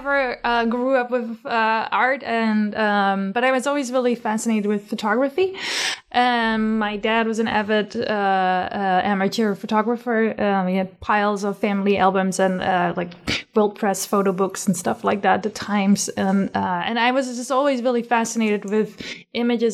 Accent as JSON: {"language": "English", "country": "Netherlands", "tie": "born or raised there", "moved": "yes", "said": "growing up in the Netherlands"}